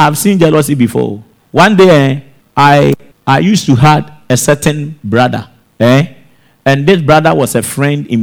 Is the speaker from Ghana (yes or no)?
yes; Techiman, Bono East, Ghana; also born or lived in Accra / Italy; my home town in Techiman